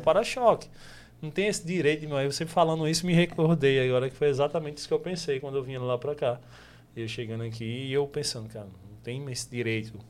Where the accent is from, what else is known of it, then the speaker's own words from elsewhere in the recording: Paraíba, Brazil; now in João Pessoa, Brazil; Eu, eu não sou daqui de João Pessoa, sou do sertão